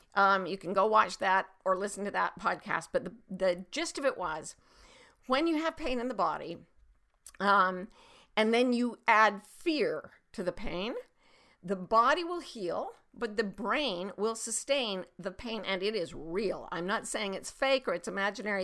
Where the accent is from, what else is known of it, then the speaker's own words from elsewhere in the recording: Utah, United States; there was a little pond near my house when I was growing up in Utah